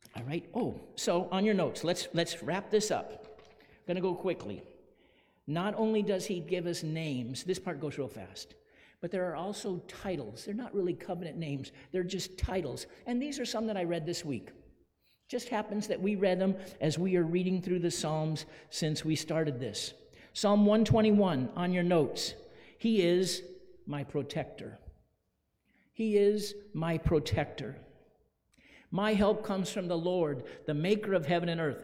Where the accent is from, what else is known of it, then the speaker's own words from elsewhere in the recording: Phoenix, Arizona, United States; When I was a little boy growing up in Phoenix